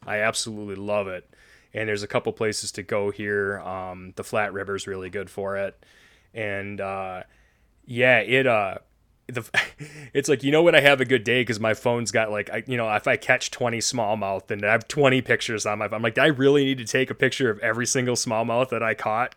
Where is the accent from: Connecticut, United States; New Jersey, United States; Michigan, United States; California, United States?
Michigan, United States; Cheboygan; we grew up in the woods of northern Michigan. I'm from Sheboygan, Michigan, right up by the Straits of Mackinac